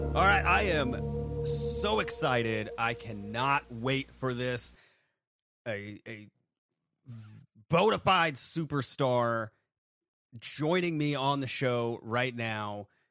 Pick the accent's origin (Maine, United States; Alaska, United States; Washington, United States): Maine, United States; I I grew up in Maine.